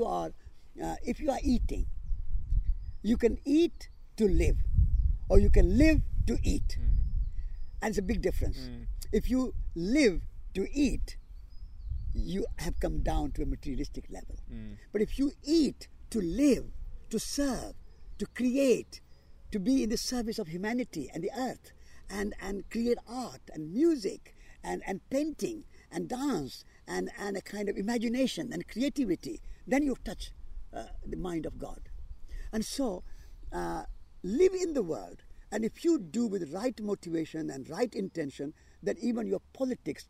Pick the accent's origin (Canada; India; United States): India; moved away; I am an Indian